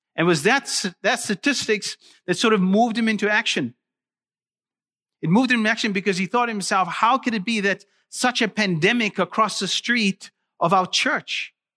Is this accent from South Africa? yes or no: yes; South Africa; moved away; I'm originally from South Africa, and, uh, I actually grew up in South Africa